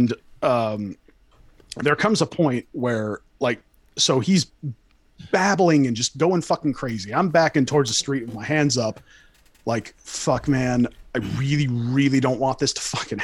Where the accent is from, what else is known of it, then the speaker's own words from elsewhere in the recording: California, United States; I'm from California. I used to see this shit all the fucking time.